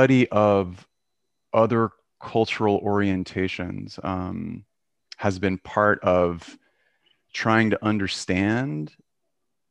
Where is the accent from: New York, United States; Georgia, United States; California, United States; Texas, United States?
Georgia, United States; Atlanta; I grew up in Atlanta in the 70s